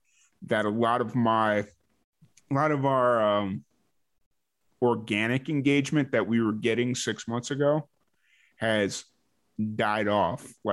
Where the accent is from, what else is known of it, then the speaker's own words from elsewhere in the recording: Chicago, Illinois, United States; also born or lived in New Mexico; now in Texas, United States; growing up in Chicago